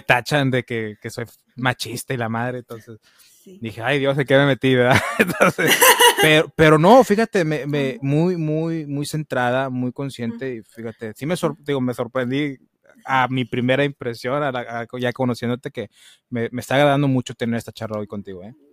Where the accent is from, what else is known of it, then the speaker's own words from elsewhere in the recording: United States; soy gringo y pocho